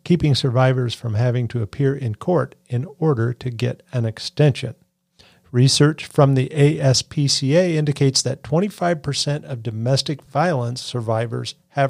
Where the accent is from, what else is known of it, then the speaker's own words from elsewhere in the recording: Cass County, Missouri, United States; I grew up in Cass County.